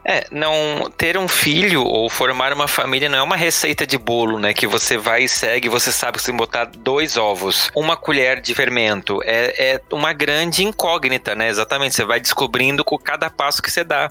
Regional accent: Santa Catarina, Brazil; now in São Paulo, Brazil; eu sou de Santa Catarina, vim morar em São Paulo com a cara e a coragem

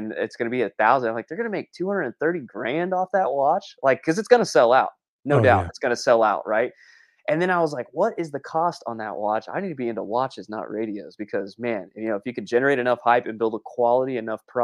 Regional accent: Texas, United States; I'm a Texan.

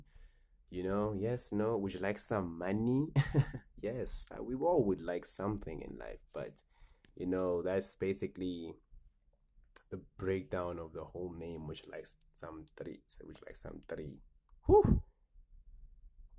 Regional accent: Johannesburg, Gauteng, South Africa; I'm from Johannesburg. South Africa

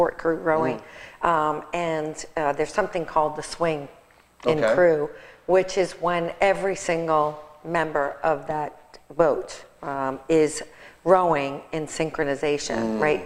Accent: New York, United States; I'm from New York

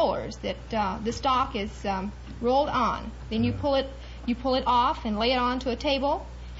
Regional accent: Tyler, Texas, United States; I'm from Tyler, Texas

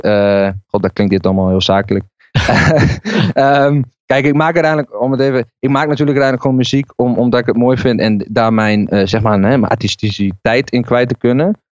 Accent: Barger-Compascuum, Drenthe, Netherlands; moved away as an adult; now in Zwolle, Netherlands; het dorp waar ik vandaan kwam, uh, Barger Compascuum, aan de Duitse grens

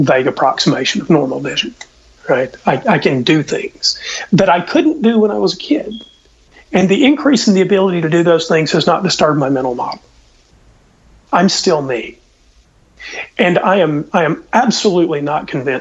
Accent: Southeast, United States; I was from the Southeast

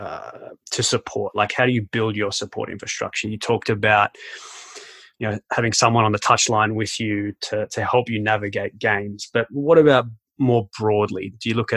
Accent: Australia; now in Canada; I'm an Australian

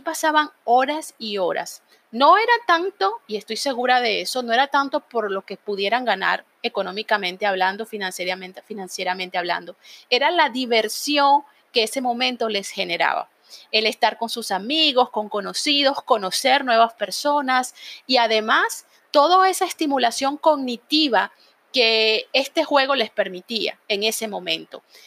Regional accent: Venezuela; moved away; allá en Venezuela, de donde yo soy

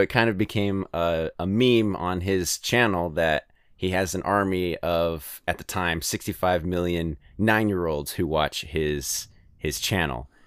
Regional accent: California, United States; also born or lived in Alabama; now in Ohio, United States; I'm from California

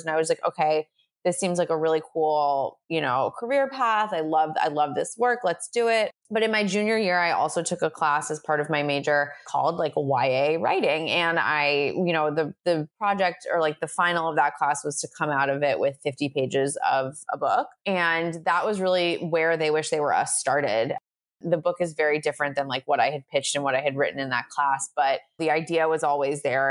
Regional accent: Long Island, New York, United States; I'm from Long Island, which is a very Jewish area, or I'm from a very Jewish area in Long Island

